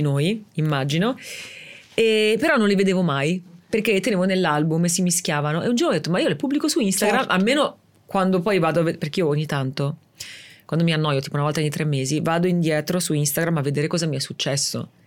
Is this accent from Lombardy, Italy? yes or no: no; Rimini, Emilia-Romagna, Italy; sono di Rimini